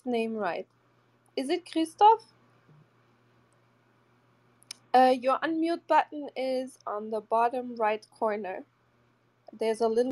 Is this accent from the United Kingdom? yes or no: no; Portugal; I'm originally from Portugal